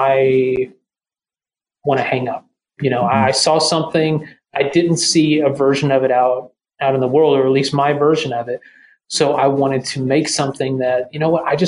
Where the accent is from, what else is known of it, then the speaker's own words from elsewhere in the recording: the South, United States; I'm from the South too. That's just a way of life down here.